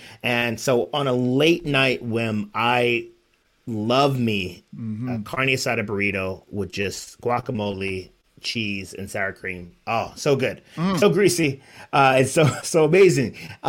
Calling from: Spring Valley, California, United States; I am the suburbs of San Diego, Spring Valley, California, to be exact.

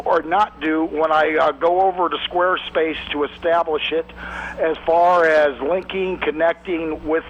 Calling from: Coushatta, Louisiana, United States; I'm calling from Coushatta, Louisiana

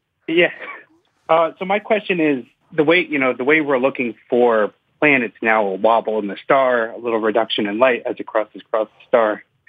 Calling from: Cambridge, Massachusetts, United States; also born or lived in North Carolina; I'm calling from North Carolina, but I usually am in Cambridge, Massachusetts

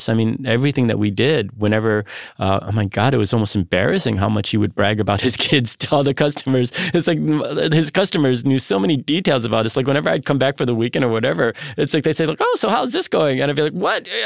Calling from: Toronto, Ontario, Canada; from Toronto, reminding you to eat more, eat better, and eat more better.

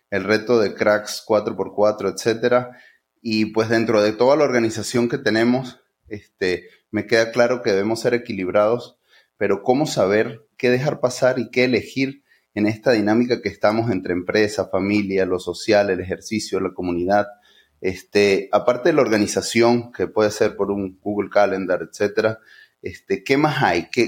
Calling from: Guadalajara, Jalisco, Mexico; Estoy en Guadalajara, este, yo soy desarrollador inmobiliario

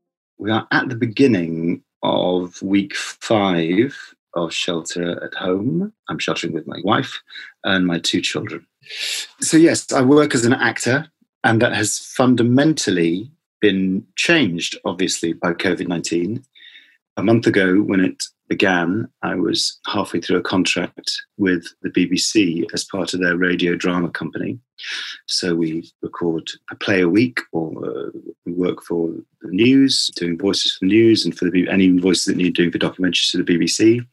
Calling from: London, United Kingdom; I'm speaking from London and I am a father of 2 children

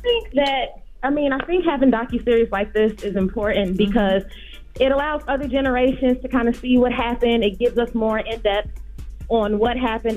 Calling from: New Jersey, United States; I'm calling from New Jersey

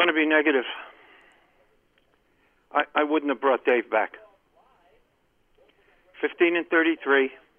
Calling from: Columbia, United States; Hey, guys. … from Columbia.

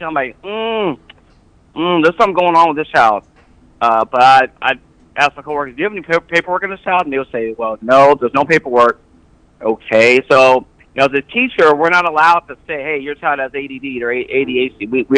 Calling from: Fort Worth, Texas, United States

